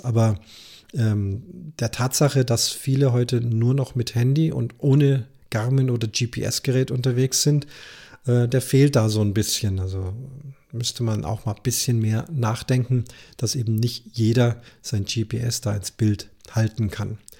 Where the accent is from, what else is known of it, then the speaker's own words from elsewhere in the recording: Munich, Bavaria, Germany; bei uns in München